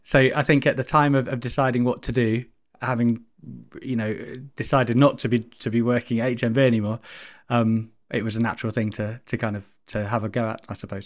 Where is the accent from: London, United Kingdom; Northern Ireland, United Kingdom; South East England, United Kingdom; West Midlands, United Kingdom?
South East England, United Kingdom; Chichester; I grew up in Chichester on the south coast